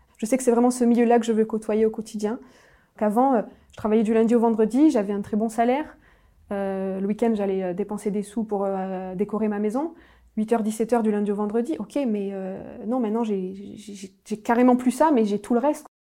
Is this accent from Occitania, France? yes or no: yes; Nîmes, Occitania, France; je suis originaire euh, du sud de la France, de Nîmes plus précisément